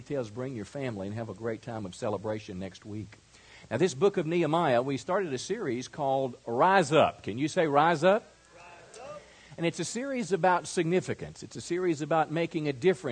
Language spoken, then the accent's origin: English; rural Mississippi, United States; moved away; I was raised in rural Mississippi in an area so small it didn't even have